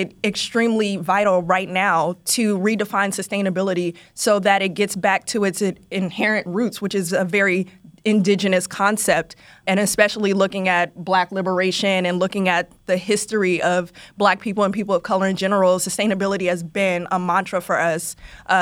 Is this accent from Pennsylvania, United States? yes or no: no; Oakland, California, United States; now in New York, United States; I'm from Oakland